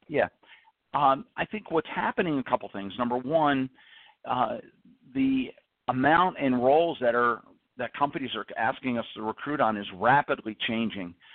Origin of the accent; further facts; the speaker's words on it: New Jersey, United States; I grew up on the East Coast in New Jersey